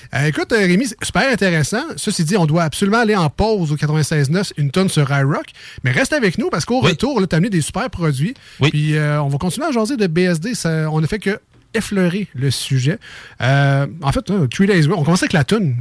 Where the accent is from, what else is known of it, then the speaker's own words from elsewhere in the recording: Quebec City, Quebec, Canada; le, bloc où j'ai grandi dans les Limoilou